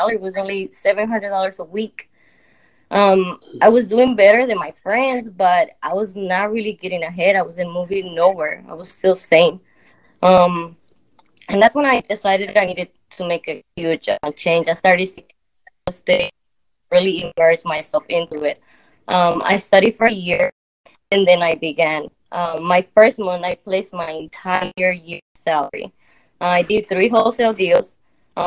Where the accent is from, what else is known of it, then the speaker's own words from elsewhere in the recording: Memphis, Tennessee, United States; also born or lived in Mexico; I've been in Memphis for 25 years. I am 30 years old, and I've been here pretty much most of my life